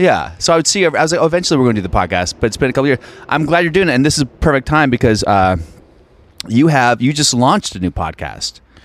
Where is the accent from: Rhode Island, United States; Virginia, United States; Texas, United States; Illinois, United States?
Virginia, United States; Alexandria; I'm from Virginia, outside D C.